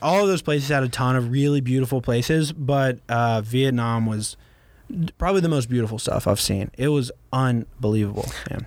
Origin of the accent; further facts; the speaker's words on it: Baton Rouge, Louisiana, United States; also born or lived in San Francisco; I'm from here